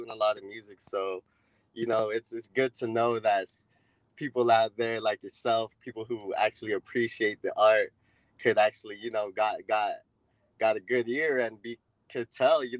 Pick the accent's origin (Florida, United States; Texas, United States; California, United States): California, United States; Los Angeles; We're out from L.A., a little outer part of L.A. called The Valley